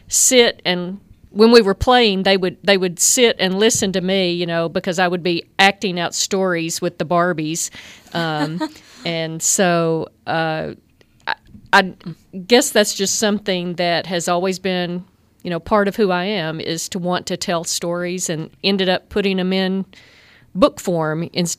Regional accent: Hagarville, Arkansas, United States; Well, I'm originally from this area. I grew up in Hagerville

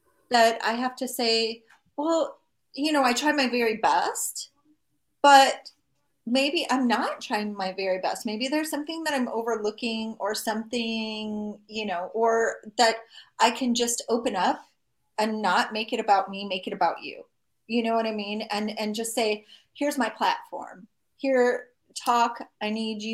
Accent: near Gary, Indiana, United States; I grew up in near Gary, Indiana

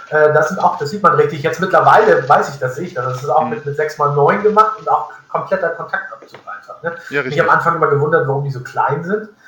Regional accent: Northern Germany, Germany; weil da bin ich als, als Norddeutscher also wirklich weit ab vom Schuss.

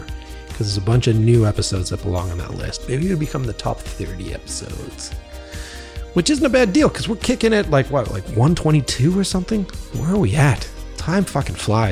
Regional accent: Boston, Massachusetts, United States; moved away; originally I'm from Boston

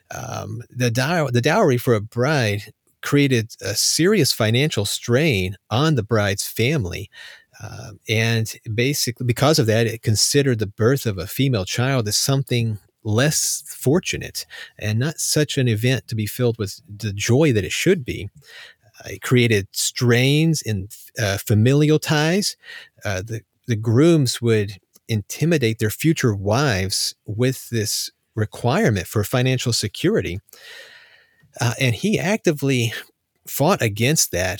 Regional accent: United States; as an American

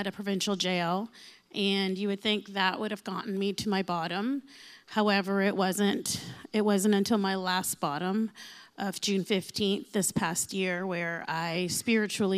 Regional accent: Windsor, Ontario, Canada; I'm from Windsor.

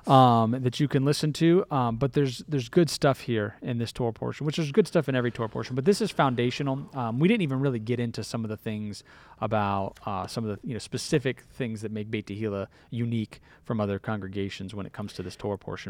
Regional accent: Florida, United States; I started out as a Floridian

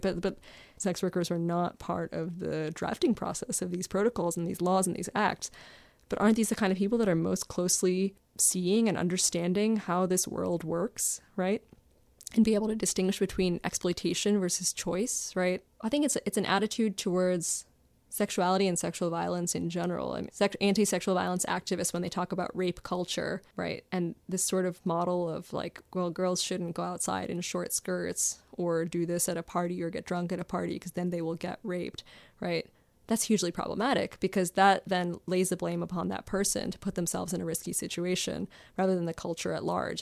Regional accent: Maryland, United States; I grew up in Maryland

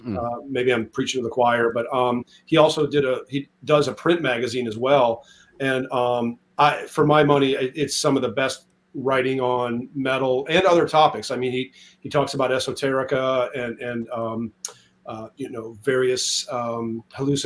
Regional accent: Iowa, United States; I grew up in the Midwest in Iowa

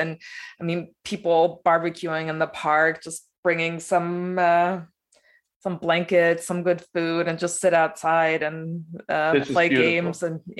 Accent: Berlin, Germany; moved away; I was born in East Berlin.

